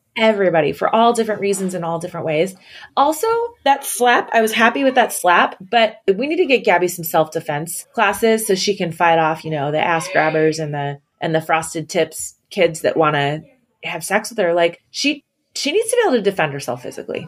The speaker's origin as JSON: {"language": "English", "region": "Pacific Northwest", "country": "United States", "said": "I'm from the Pacific Northwest"}